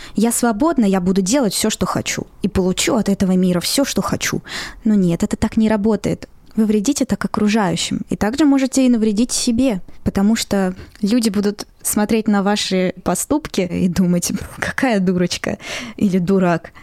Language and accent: Russian; Moscow, Russia; я родилась и выросла в Москве